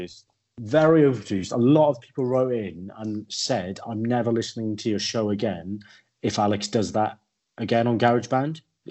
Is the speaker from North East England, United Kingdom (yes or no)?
no; Welsh, Wales, United Kingdom; I watch Wales because I'm Welsh.